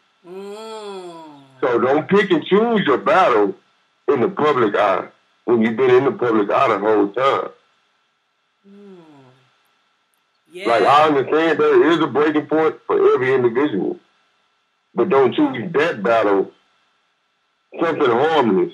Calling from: Fort Worth, Texas, United States; I'm calling from Fort Worth

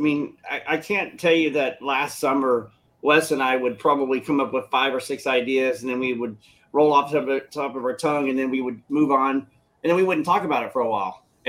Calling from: Michigan, United States; I'm coming from Michigan, United States.

